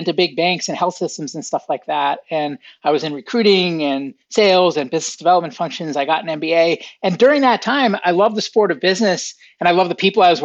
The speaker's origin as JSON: {"language": "English", "town": "Boston", "region": "Massachusetts", "country": "United States", "tie": "born or raised there", "said": "I grew up outside of Boston, Massachusetts in the United States."}